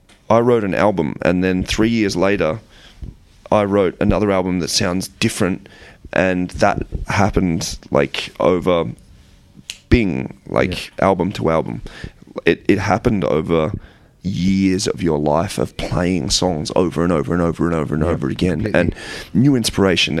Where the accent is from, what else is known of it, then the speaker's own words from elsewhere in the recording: Australia; we're an Australian band